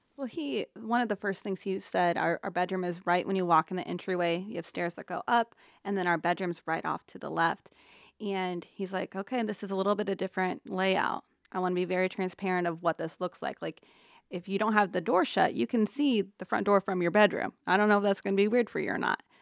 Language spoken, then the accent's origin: English; Council Bluffs, Iowa, United States; moved away as an adult; also born or lived in Sarasota, Florida; born and raised in Council Bluffs